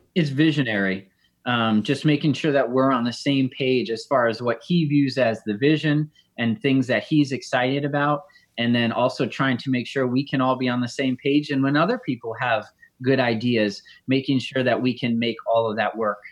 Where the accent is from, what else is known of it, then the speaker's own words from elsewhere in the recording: Connecticut, United States; I grew up in Connecticut